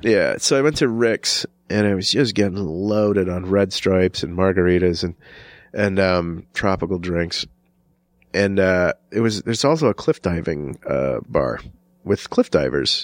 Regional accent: Wisconsin, United States; accent: Chicago; when I was growing up in Wisconsin, we used to dive off of trees and bridges

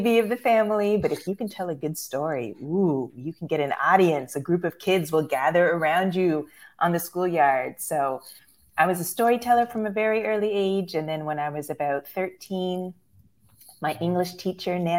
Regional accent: Pickering, Ontario, Canada; also born or lived in Ajax, Canada / Scarborough, Canada; now in Chicago, United States; I was born in Ajax, which is east of Toronto, but I grew up in Pickering, and then I crossed the valley into Scarborough, which is part of the greater Toronto area.

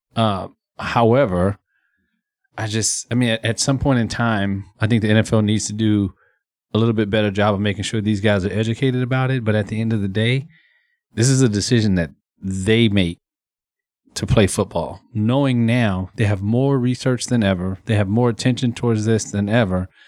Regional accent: Texas, United States; being born and raised in Texas

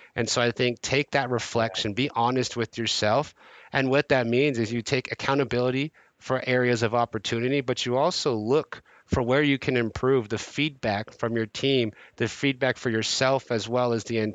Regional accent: Bay Area, California, United States; I'm born and raised in the Bay Area

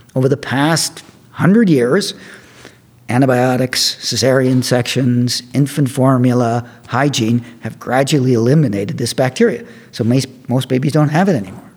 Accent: Canada; moved away as an adult; also born or lived in Cornell University, New York; now in Davis, United States; I'm Canadian

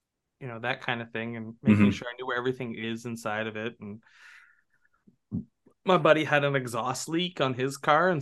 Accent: Canada; from Canada

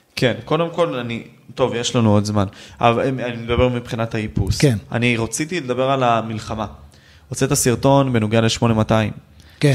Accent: Ashkelon, Southern District, Israel; אני מאשקלון

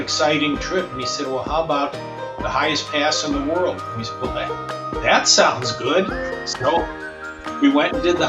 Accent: Chicago, Illinois, United States; I live in Chicago. I'm from Chicago originally

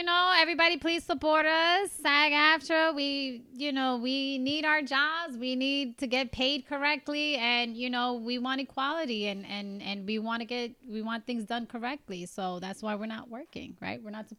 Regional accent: New York, United States; accent: New Yorker; But I was born here in New York.

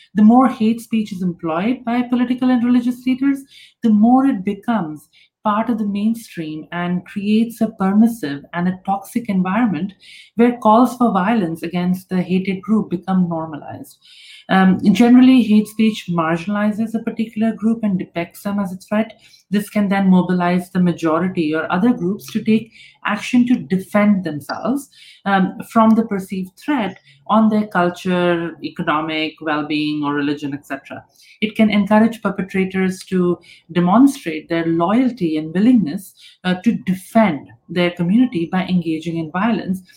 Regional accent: India; I come from India

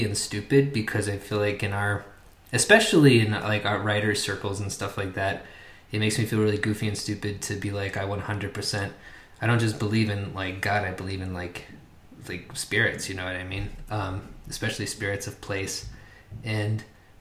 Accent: Oklahoma, United States; I was growing up in Oklahoma

